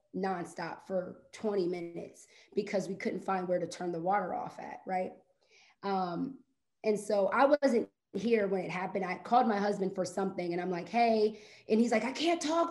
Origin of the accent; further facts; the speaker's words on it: Ohio, United States; moved away as an adult; now in Atlanta, United States; I'm from Ohio, lived there my whole life, and recently moved down to Atlanta August of last year